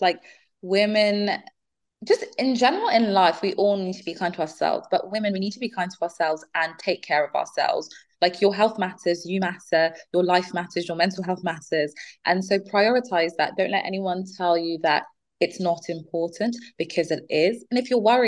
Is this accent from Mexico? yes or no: no; Nigeria; now in United Kingdom; I'm from Nigeria